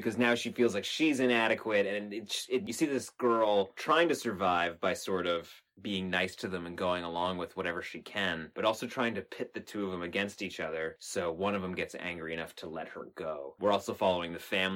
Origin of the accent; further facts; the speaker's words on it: Canada; we're from Canada